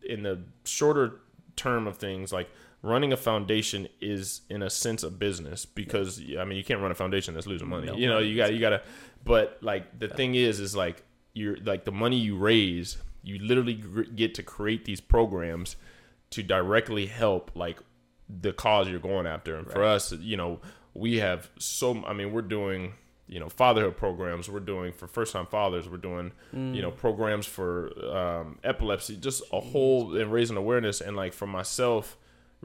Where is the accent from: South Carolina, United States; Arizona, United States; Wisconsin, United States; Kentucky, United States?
Arizona, United States; Chandler; where I grew up at in Chandler